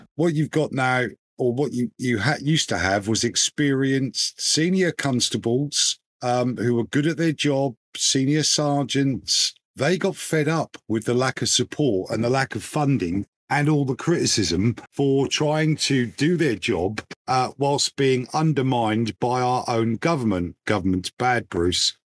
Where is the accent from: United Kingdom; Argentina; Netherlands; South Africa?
United Kingdom; England; as an Englishman